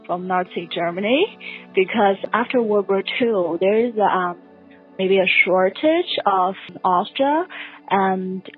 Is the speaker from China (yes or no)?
yes; China; now in New York, United States; I'm originally from China. Now I'm studying Columbia University.